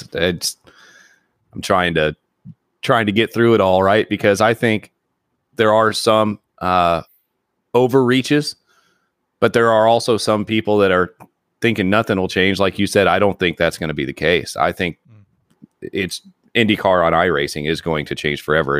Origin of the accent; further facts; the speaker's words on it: Terre Haute, Indiana, United States; I grew up an hour away from the racetrack in Terre Haute